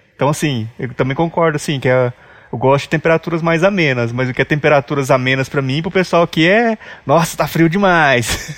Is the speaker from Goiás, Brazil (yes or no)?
yes; Jataí, Goiás, Brazil; now in Goiânia, Brazil; sou natural de Jataí, no interior de Goiás. Hoje eu moro em Goiânia